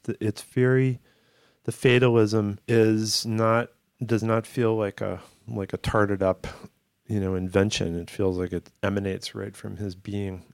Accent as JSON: {"language": "English", "region": "Massachusetts", "country": "United States", "tie": "born or raised there", "said": "I grew up in Massachusetts, albeit on the other end of it, but still, you know, I wasn't in Boston"}